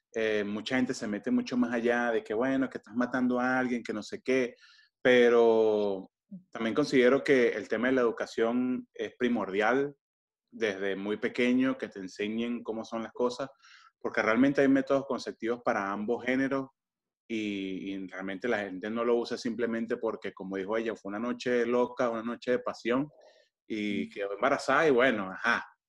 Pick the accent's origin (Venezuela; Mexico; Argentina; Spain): Venezuela; de donde yo soy en Venezuela